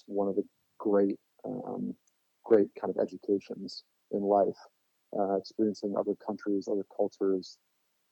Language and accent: English; Orinda, California, United States; moved away as an adult; also born or lived in San Francisco, California; now in Philadelphia, United States; I was born in San Francisco, California, but grew up in the East Bay, just outside in a town called Orinda.